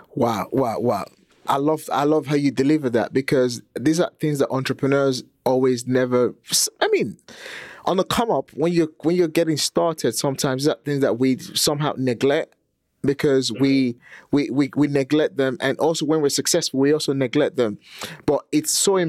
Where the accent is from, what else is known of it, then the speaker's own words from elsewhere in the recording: Nigeria; also born or lived in England; now in United Kingdom; I was born and raised in Nigeria